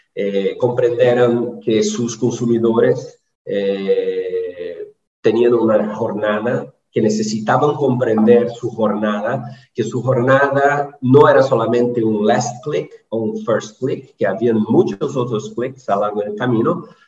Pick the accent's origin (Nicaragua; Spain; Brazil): Brazil; soy brasileño